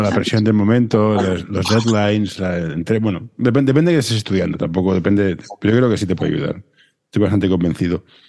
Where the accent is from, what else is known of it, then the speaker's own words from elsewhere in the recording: Barcelona, Catalonia, Spain; yo soy de Barcelona